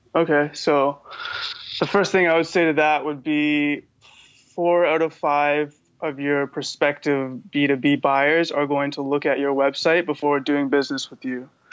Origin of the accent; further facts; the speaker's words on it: Vancouver, British Columbia, Canada; I'm from Vancouver, BC